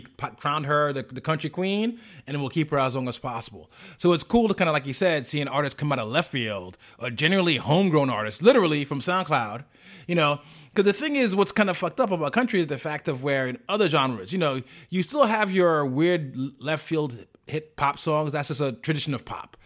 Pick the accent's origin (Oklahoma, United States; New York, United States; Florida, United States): New York, United States; New York City; I'm a New Yorker